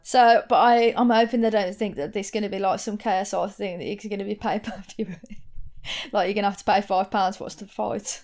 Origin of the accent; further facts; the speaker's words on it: Wolverhampton, West Midlands, United Kingdom; accent: Wolverhampton; my Wolverhampton accent